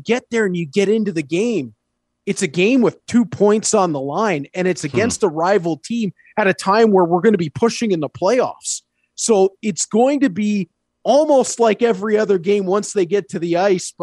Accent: Hamilton, Ontario, Canada; I grew up in Hamilton, went to school in Hamilton, graduated Mohawk

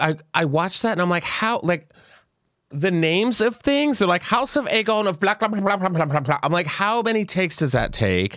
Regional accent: the South, United States; Do I know what a flipper is? I'm from the South. I know a pageant queen when I see one.

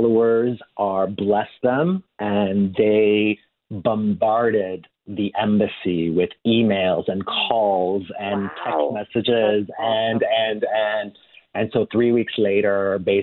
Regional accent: Canada; also born or lived in Italy; I'm Canadian and I was born in Italy

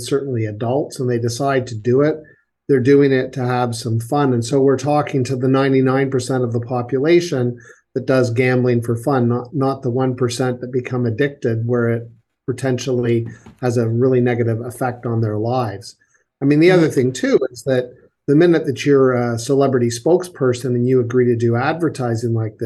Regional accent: Kingston, Ontario, Canada; my hometown, Kingston, Ontario

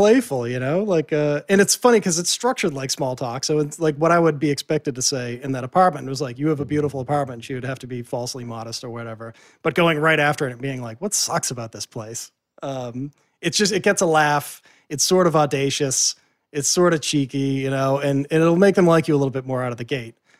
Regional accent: Boston, Massachusetts, United States; because I'm from Boston and I used to work in the media scene in Boston.

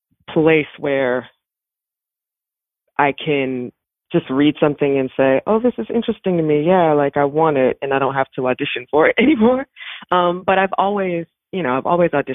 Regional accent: Baltimore, Maryland, United States; I am from Baltimore. I grew up on Rolling Road in Woodlawn

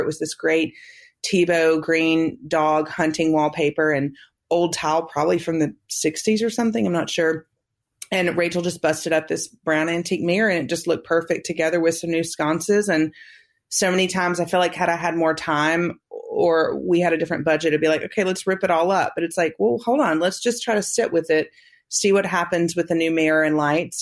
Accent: the South, United States; we're from the South

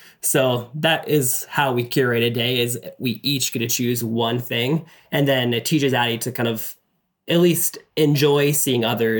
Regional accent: Tatarstan, Russia; now in Washington, United States; I grew up as an American overseas in a very historic place in the most Muslim part of Russia called Tatarstan. And the capital city is where I'm from.

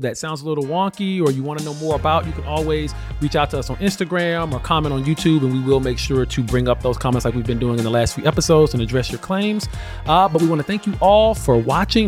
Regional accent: Alabama, United States; moved away; I was living in Alabama during the pandemic

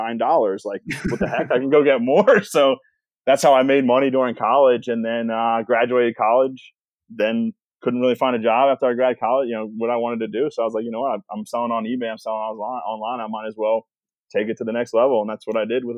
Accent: Rosemont, Pennsylvania, United States; also born or lived in Newtown Square, Pennsylvania; I am from the Philadelphia area. I grew up in like Rosemont and then moved to Newtown Square.

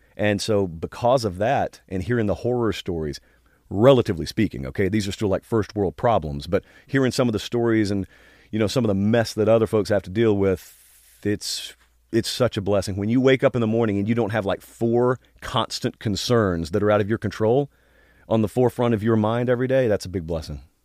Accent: Georgia, United States; I grew up in Georgia

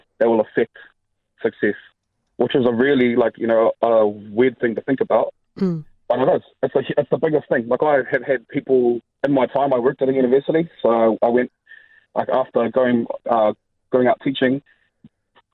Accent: Auckland, New Zealand; moved away as an adult; grew up in Auckland, born and raised

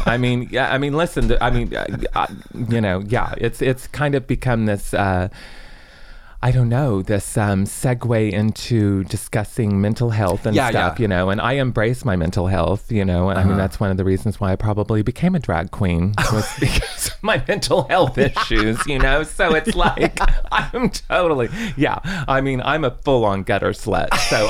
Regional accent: Chicago, Illinois, United States; I am from Chicago.

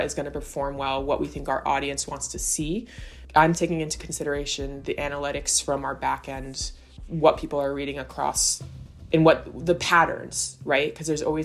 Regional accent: Southern Connecticut, United States; moved away as an adult; now in Staten Island, United States; I'm from Southern Connecticut. And I came over to Staten Island for college.

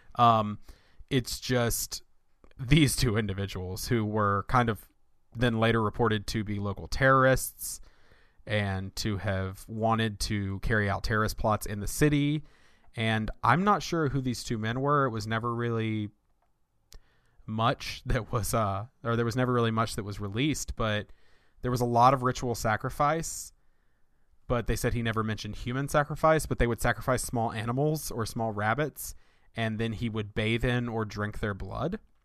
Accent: Winston-Salem, North Carolina, United States; my hometown, uh, where I grew up in right outside Winston-Salem, North Carolina

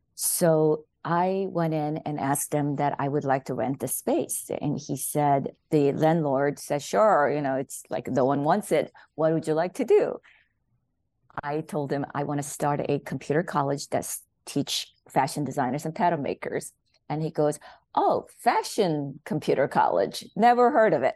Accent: South Korea; born or raised there; English is a second language; moved away as an adult; now in United States

